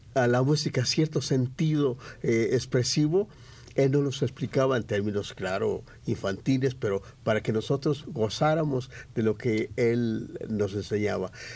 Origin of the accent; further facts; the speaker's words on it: San Gabriel, Jalisco, Mexico; moved away as an adult; now in Mexico City, Mexico; se llamaba mi pueblo San Gabriel. Jalisco, ahora se llama Ciudad Veneciana Carranza, pero yo nací en San Gabriel